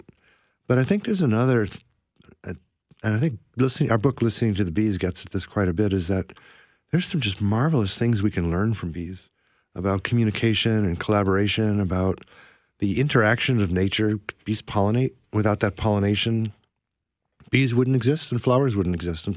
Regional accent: Ohio, United States; moved away as an adult; now in Vancouver, Canada; I moved up here in 1980 and did grow up in the United States

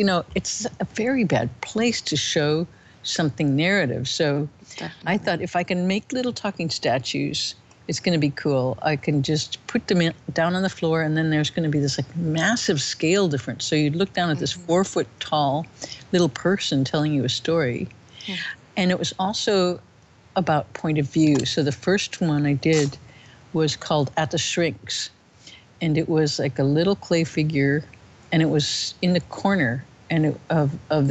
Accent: Illinois, United States; born or raised there

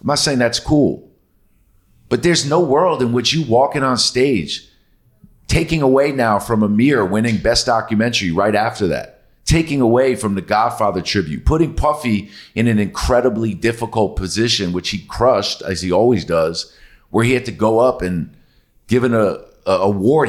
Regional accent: New York City, New York, United States; like I did

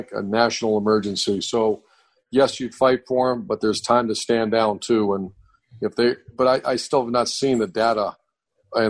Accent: Cleveland, Ohio, United States; moved away as an adult; also born or lived in Pittsburgh, Pennsylvania / Utah / Florida; I grew up in Cleveland area, in Cleveland and Pittsburgh, that whole northeastern Ohio, western PA area

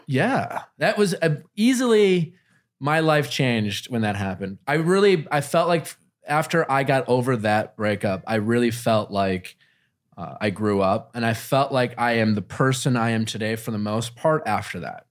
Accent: Wisconsin, United States; I grew up in Wisconsin

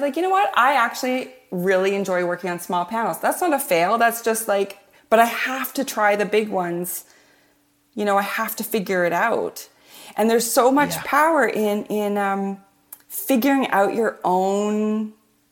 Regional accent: Canada; I'm Canadian

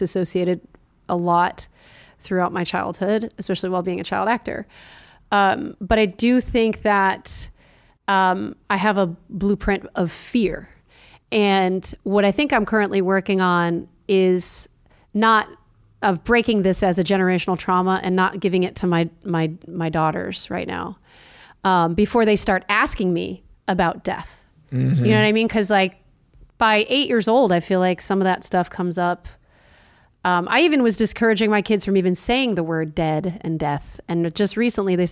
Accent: Connecticut, United States; I was raised Catholic in Connecticut, Italian family.

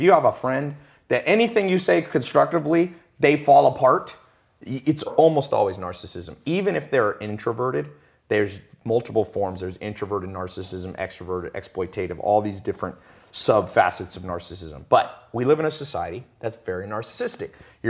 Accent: Long Beach, California, United States; born there; I was born in Long Beach, Compton kind of area, and never was around anybody who would make 100 grand a year.

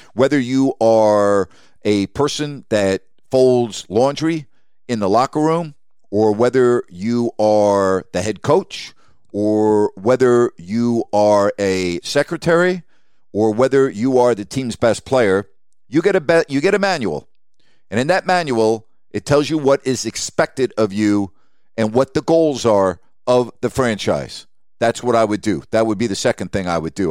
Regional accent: Long Island, New York, United States; I didn't grow up in New York City, I grew up on Long Island

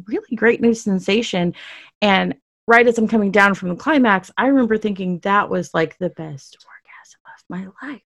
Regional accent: Dallas, Texas, United States; born or raised there

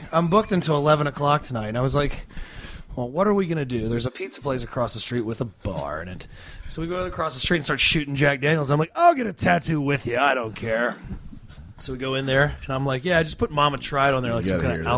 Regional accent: Australia; Oh, hell yeah. Jacko, I'm actually Australian.

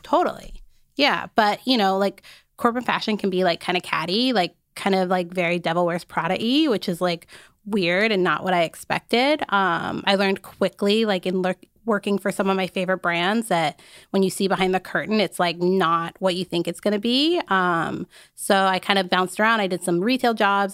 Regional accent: Arizona, United States; I grew up in Arizona.

